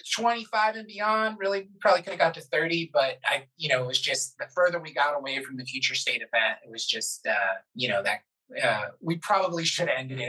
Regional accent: Florida, United States; I'm from Florida.

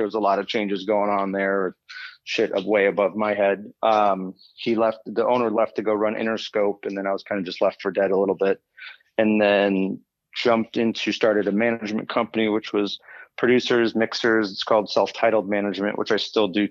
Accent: Des Plaines, Illinois, United States; grew up in Des Plaines.

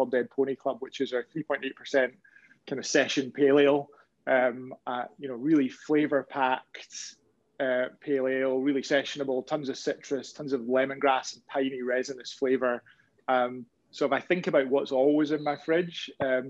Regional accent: Glasgow, Scotland, United Kingdom; I'm from Glasgow, so it's not too far off being a frozen tundra

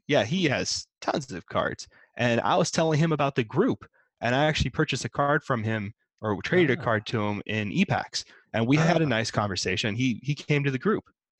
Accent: United States; I'm not the best example of an American because I am very, very polite.

